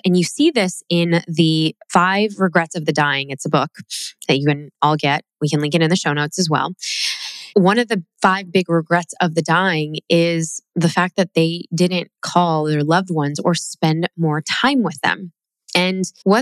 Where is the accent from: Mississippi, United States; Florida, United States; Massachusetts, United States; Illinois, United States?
Illinois, United States; Chicago; growing up in Chicago